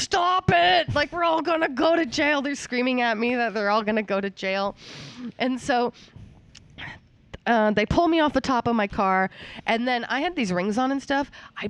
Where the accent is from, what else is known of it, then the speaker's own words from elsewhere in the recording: Maine, United States; moved away; I'm from Maine